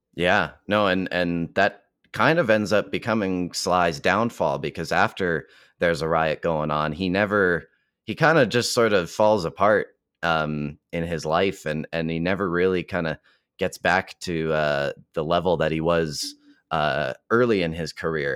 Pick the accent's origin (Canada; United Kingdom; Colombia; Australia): Canada; Calgary, Alberta; fellow Calgarian Floyd Snead